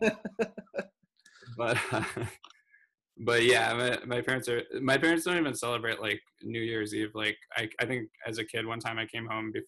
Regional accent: Louisville, Kentucky, United States; I grew up in Louisville

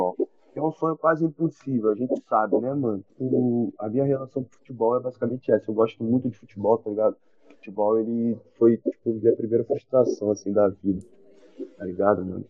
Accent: Rio de Janeiro, Brazil; also born or lived in Espírito Santo; Eu vim de Marechal Hermes, tá ligado? Eu sou cria de Marechal Hermes, da Zona Norte. Tipo, nunca morei em outro lugar

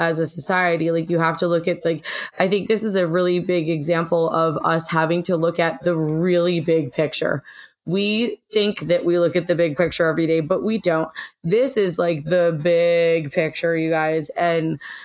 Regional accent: Western Massachusetts, United States; moved away as an adult; also born or lived in New York City; I'm from Western Massachusetts in the middle of the goddamn woods.

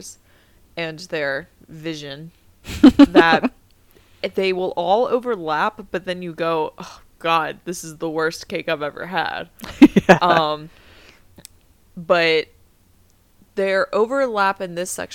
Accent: the South, United States; I'm from the South. I grew up on eating mayonnaise sandwiches.

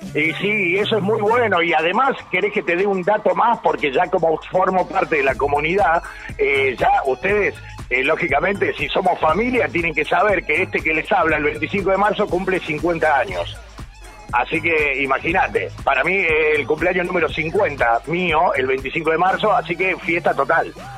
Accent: Villa Carlos Paz, Córdoba, Argentina; accent: Cordobés; soy, soy nacido y criado aquí en Villa Carlos Paz, este, no tengo mucha tonada cordobesa, pero la puedo exagerar si quieren

